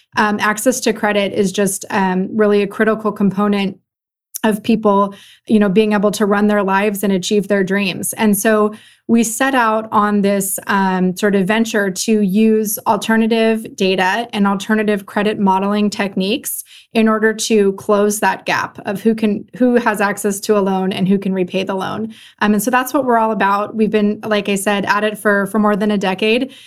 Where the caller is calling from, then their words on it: Los Gatos, California, United States; I'm calling in from Los Gatos, California, which is about sixty miles, uh, southwest of San Francisco.